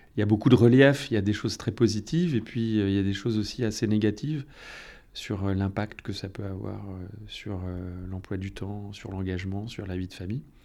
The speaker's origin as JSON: {"language": "French", "area": "north coast of Finistère", "region": "Brittany", "country": "France", "moved": "yes", "lives_now": "Gouesnou, France", "said": "venais de la côte nord"}